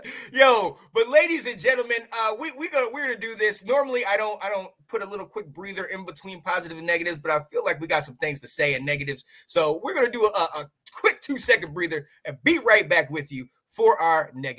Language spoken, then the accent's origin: English; United States; I'm from Carolina.